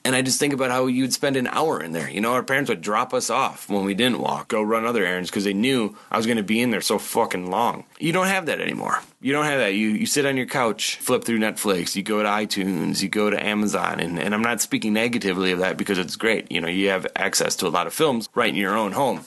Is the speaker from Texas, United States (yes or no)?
no; Oshkosh, Wisconsin, United States; I grew up in Oshkosh, Wisconsin in the mid to late 80s.